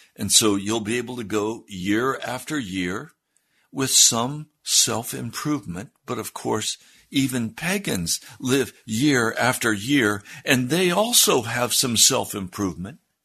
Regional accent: United States; I was raised in the American Christian Church. I'm a product of the American Christian Church

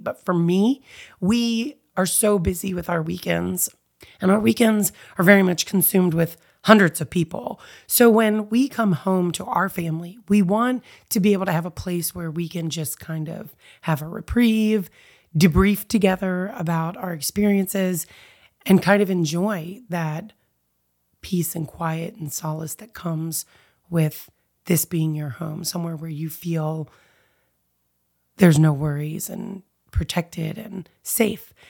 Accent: United States; I am born and raised here in the United States

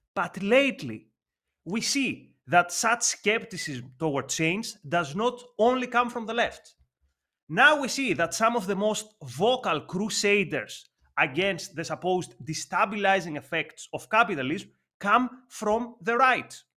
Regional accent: Athens, Attica, Greece; English is a second language; Growing up in Athens, I remember a graffiti on a wall in my neighborhood

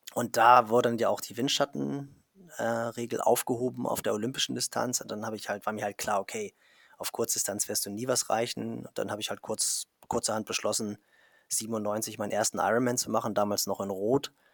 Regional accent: Kiel, Schleswig-Holstein, Germany; als Kieler, also viel nördlicher geht es ja gar nicht

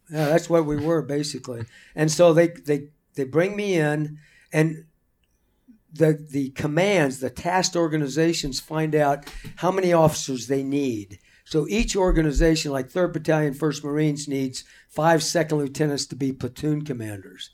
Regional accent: Marion, Illinois, United States; moved away; I grew up in Marion, Illinois

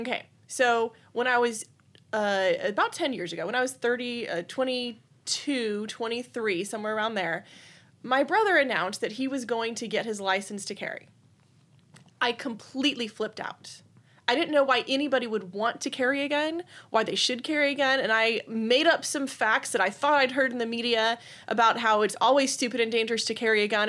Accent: Austin, Texas, United States; I grew up in the Austin area. I've lived in Austin area all my life

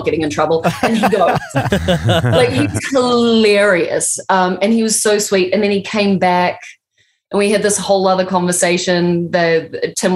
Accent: New Zealand; I'm from New Zealand.

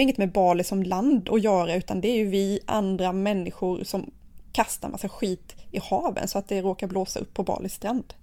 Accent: Sweden; hemma i Sverige

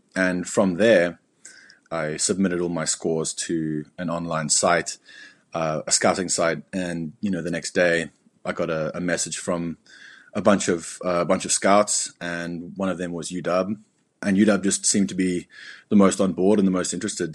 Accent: Cape Town, Western Cape, South Africa; moved away as an adult; also born or lived in Berlin, Germany; my whole life, uh, was growing up in South Africa.

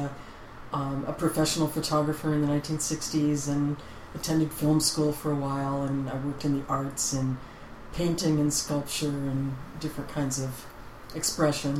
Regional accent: New England, United States; I'm from back east. I'm a New Englander.

